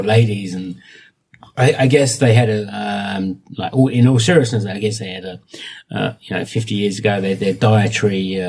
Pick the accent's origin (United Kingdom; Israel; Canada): United Kingdom; Essex, East of England; moved away as an adult; now in South Korea; I'm from Essex in England.